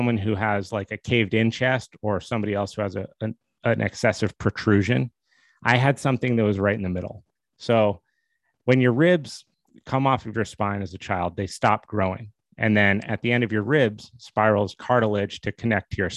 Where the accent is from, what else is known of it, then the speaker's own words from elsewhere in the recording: Steamboat Springs, Colorado, United States; also born or lived in Boston, Massachusetts; I was born in Boston, but I grew up in Steamboat Springs, Colorado. We moved to Steamboat when I was about 9 years old